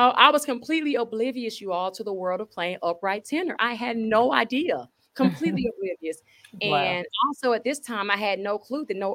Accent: Atlanta, Georgia, United States; also born or lived in Decatur, Georgia; I'm from Atlanta. I was born in Atlanta

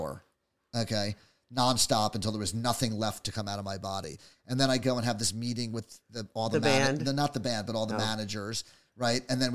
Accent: New Jersey, United States; now in San Francisco, United States; I'm from New Jersey originally.

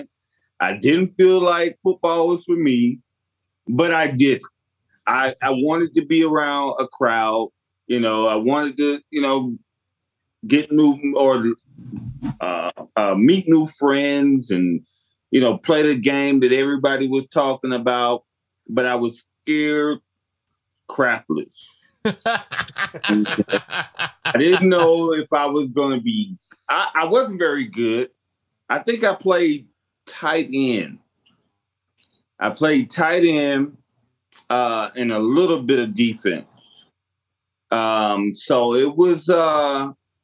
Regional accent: Stone Mountain, Georgia, United States; moved away; I grew up in the Stone Mountain area. I went to Stevenson High School in Georgia.

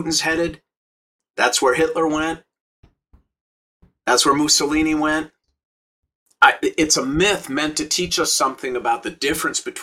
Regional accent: St. Louis Park, Minnesota, United States; now in Los Angeles, United States; I grew up in Minnesota in a suburb, first ring of suburbs outside of Minneapolis called St. Louis Park.

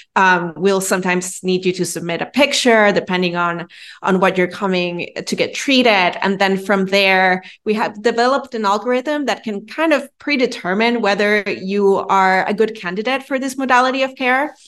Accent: Venezuela; moved away as an adult; also born or lived in New York City; now in Miami, United States; I'm originally from Venezuela. I was born and raised there, and then I went to college in New York City.

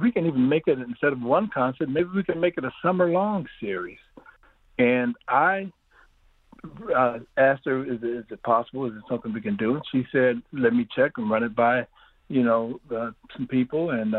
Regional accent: Ypsilanti, Michigan, United States; I'm born and raised in Ypsilanti

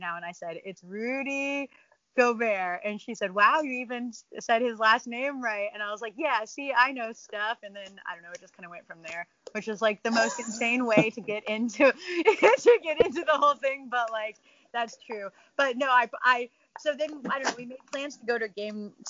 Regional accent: Louisiana, United States; moved away; also born or lived in San Antonio, Texas; growing up in Louisiana

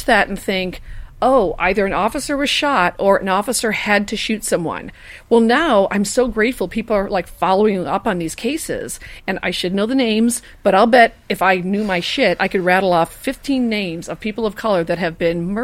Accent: Chicago, Illinois, United States; now in Los Angeles, United States; I'm a Chicagoan

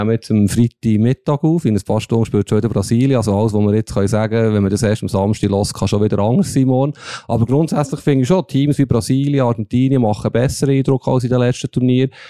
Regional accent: Lengnau, Bern, Switzerland; Also ich bin im Bieler Seeland aufgewachsen, in, in Lengnau.

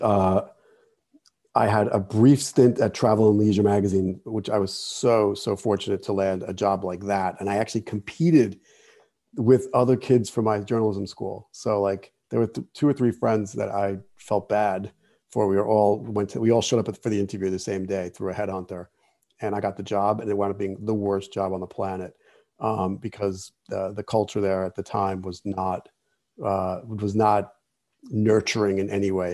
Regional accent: Jersey City, New Jersey, United States; I grew up in Jersey City

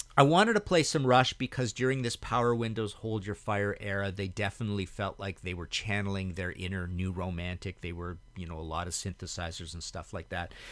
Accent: Trail, British Columbia, Canada; moved away as an adult; also born or lived in Hamilton, Ontario; where I grew up in Trail, BC

